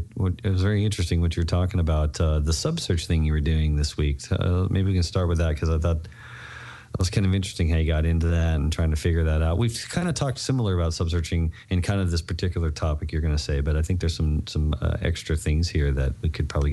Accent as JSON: {"language": "English", "region": "Texas", "country": "United States", "said": "And I felt at home because, you know, I'm from Texas."}